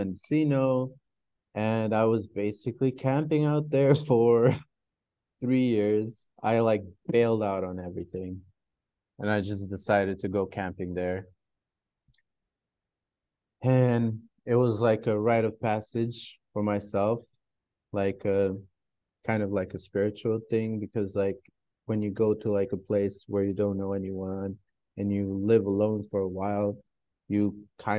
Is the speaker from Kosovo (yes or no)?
yes; Kosovo; moved away; also born or lived in United States; I moved back to Eastern Europe, like Kosovo